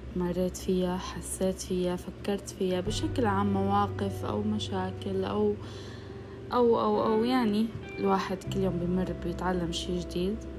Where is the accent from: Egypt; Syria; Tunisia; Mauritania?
Syria; now in Saudi Arabia; أنا من سوريا بس عايشة بالسعودية